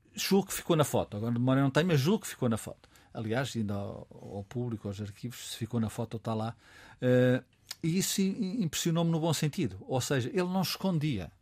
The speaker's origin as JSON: {"language": "Portuguese", "country": "Portugal", "said": "nós crescemos em Portugal se calhar um pouco no mundo"}